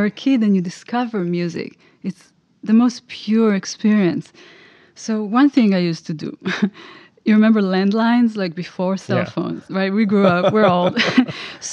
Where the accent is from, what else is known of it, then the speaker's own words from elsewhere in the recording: Israel; moved away as an adult; also born or lived in New York, United States; now in Los Angeles, United States; I grew up in Israel, and I moved to New York, to the US, exactly 20 years ago.